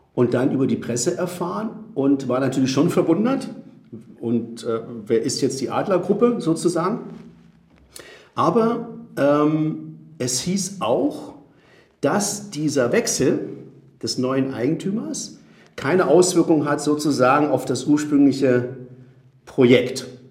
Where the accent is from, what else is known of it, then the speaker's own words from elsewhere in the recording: Spain; also born or lived in South America; now in Berlin, Germany; ursprünglich geboren bin ich in Südamerika, dann bin ich teilweise in Spanien aufgewachsen